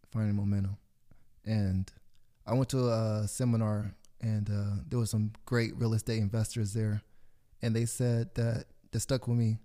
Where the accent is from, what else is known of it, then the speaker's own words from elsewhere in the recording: Corona, United States; I grew up on a street in Corona called Taylor Avenue.